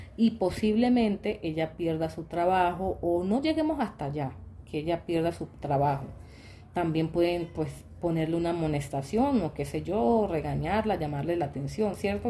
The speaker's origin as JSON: {"language": "Spanish", "town": "Quibdó", "region": "Chocó", "country": "Colombia", "also_born_or_lived": "Dominican Republic", "said": "a Kibdo, a mi tierra"}